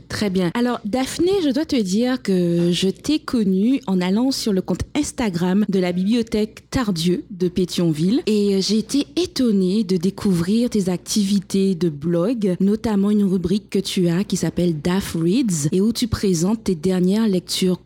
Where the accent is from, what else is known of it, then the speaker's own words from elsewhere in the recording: Guadeloupe; chez moi en Guadeloupe, on a aussi beaucoup de préjugés concernant les femmes même si nous sommes un territoire, euh, un département français, mais nous sommes quand même des Caribéens